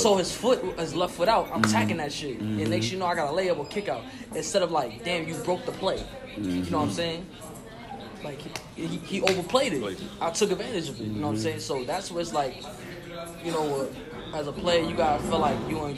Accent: New York, United States; I'm from New York

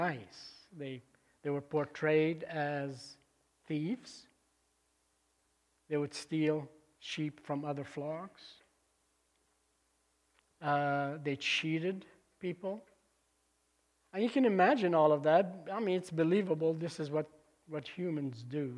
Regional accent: Lebanon; moved away; I was back in my home country in Lebanon in 1999, visiting family there. And I asked my cousin to drive me up to the convent where I grew up

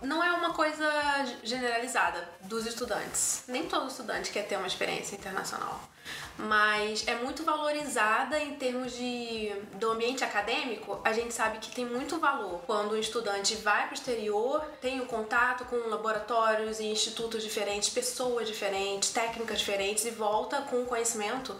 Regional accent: Rio de Janeiro, Brazil; moved away as an adult; now in Toronto, Canada; eu sou carioca, é, nascida e criada em Madureira, no, no subúrbio do Rio

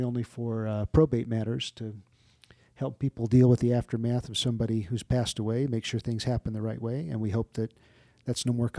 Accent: Maryland, United States; born there; I was born in Malcolm Grow Hospital and Andrews Air Force Base, which is now, I think, Joint Base Andrews, outside of Washington, D.C. So I am not a native. I guess I'm technically a semi-Southerner born south of the Mason-Dixon line in Maryland.

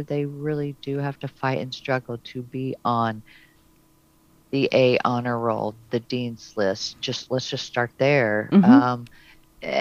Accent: Hope, Arkansas, United States; I was born in Hope, Arkansas

